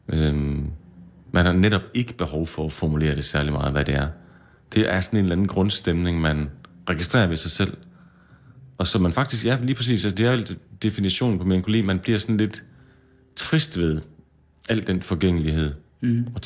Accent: Jutland, Denmark; Bunden var jeg godt klar over. Det har jeg tjekket på. Jeg er fra Jylland.

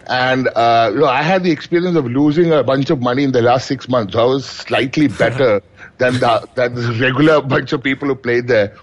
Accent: Kochi, Kerala, India; I come from Kerala. So and and in Kochi or basically down south, we are uh, against anything to do with cards.

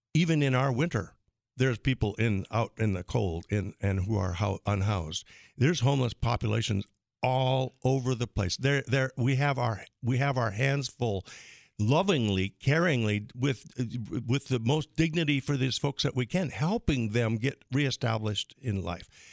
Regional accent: Crystal, North Dakota, United States; now in Fargo, United States; my hometown of Crystal

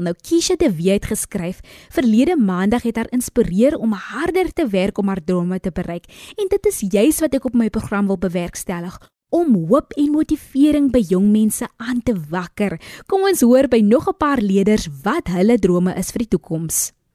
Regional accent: Paarl, Western Cape, South Africa; oorspronklik van die Parel

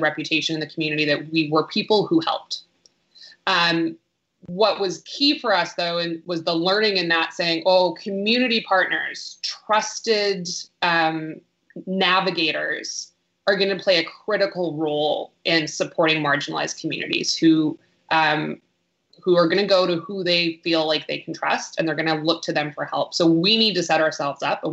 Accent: Canada; first language English; also born or lived in Vancouver; like many Canadians out there

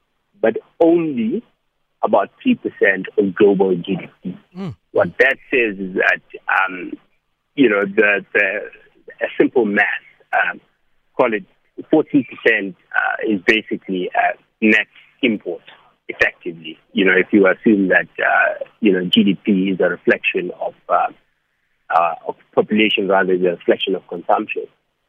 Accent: South Africa; I'm a South African, the next person is Zambian.

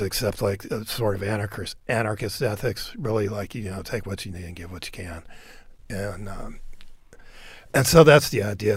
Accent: Nashville, Tennessee, United States; moved away; I grew up in Nashville too

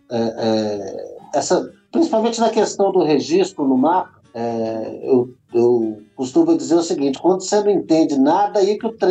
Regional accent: Belo Horizonte, Minas Gerais, Brazil; moved away as an adult; now in Brasília, Brazil; Nascido e criado em Belzonte. E é isso. Então, assim, a, a, sempre com um contato muito próximo rural. Tem 18 anos que eu vim aqui morar em Brasília

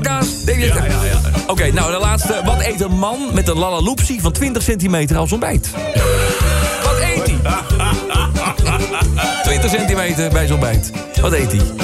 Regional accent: Utrecht, Netherlands; accent: plat Utrecht; want ik kom zelf ook uit Utrecht, officieel. Ik ben geboren op de Amsterdamse Straatweg

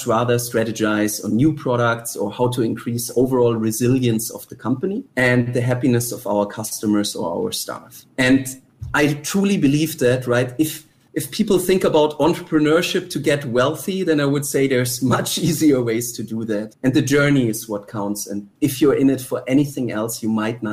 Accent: Germany; now in Singapore; I am originally from Germany, but I think, so first of all, Singapore is my home

